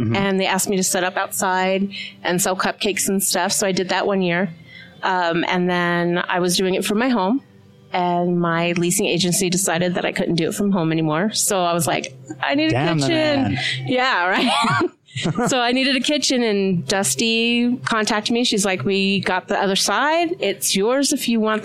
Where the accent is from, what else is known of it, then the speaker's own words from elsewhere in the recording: New York City, New York, United States; moved away as an adult; also born or lived in Arizona; now in Utah, United States; I'm from New York